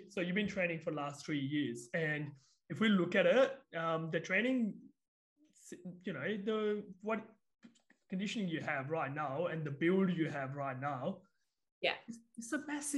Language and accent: English; India; moved away; I'm from India